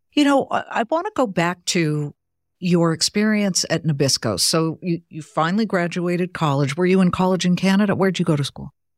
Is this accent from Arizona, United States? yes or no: no; Beverly Hills, California, United States; moved away as an adult; also born or lived in Columbus, Ohio / Cleveland, Ohio / Boston; I was born in L A. Actually, I grew up in Beverly Hills